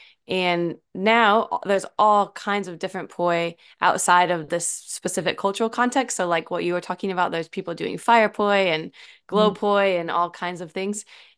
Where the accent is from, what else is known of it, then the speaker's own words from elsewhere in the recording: Normal, Illinois, United States; now in Auckland, New Zealand; I'm from a small town called Normal, Illinois.